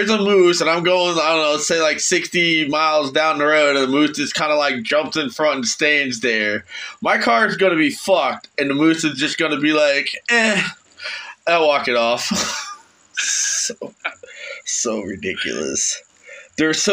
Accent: Florida, United States; moved away as an adult; now in Northeastern United States; I'm a Floridian

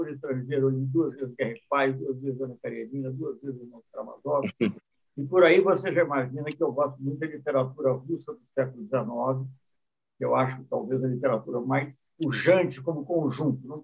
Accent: South Korea; Portuguese is a second language; mas eu fiquei fascinado, para falar a verdade, fascinado em tempo, em tempo que eu sendo coreano no assunto.

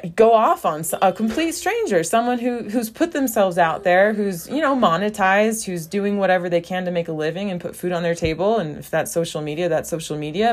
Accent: United States; first language English; moved away as an adult; now in Brazil

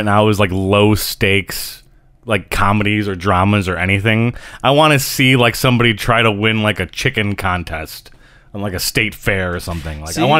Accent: Detroit, Michigan, United States

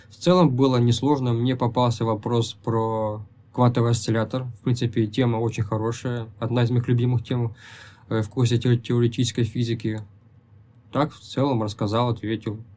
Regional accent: Tyumen, Tyumen Oblast, Russia; moved away as an adult; now in Kazan, Russia

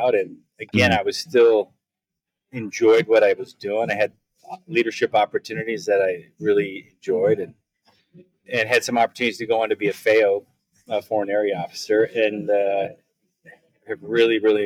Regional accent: Eden Prairie, Minnesota, United States; moved away as an adult; I grew up in Minnesota, Eden Prairie, Minnesota

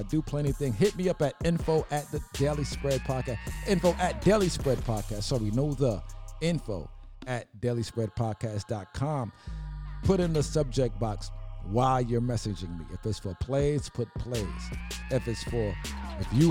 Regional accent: New York City, New York, United States; I'm from the Star. Downtown Brooklyn as well

